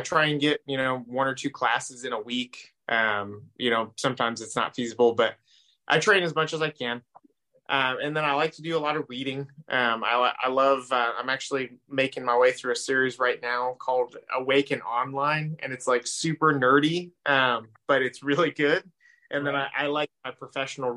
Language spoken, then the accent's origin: English; Oregon, United States; moved away; I grew up in Oregon.